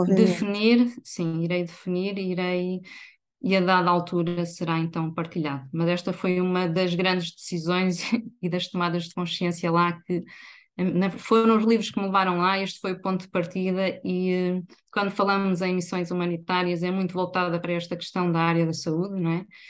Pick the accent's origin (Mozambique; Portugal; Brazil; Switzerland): Portugal; Viseu, Centro; moved away as an adult; now in Aveiro, Portugal; sou natural de Viseu